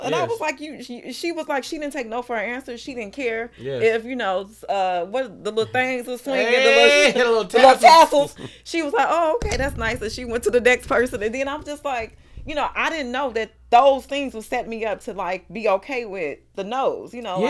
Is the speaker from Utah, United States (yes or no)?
no; Chicago, Illinois, United States; and I'm from Chicago too